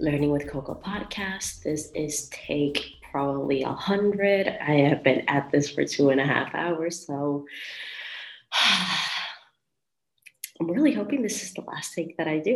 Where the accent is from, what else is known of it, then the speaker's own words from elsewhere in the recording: Vega Baja, Puerto Rico; also born or lived in Colorado; now in Miami, United States; I am from Vega Baja, Puerto Rico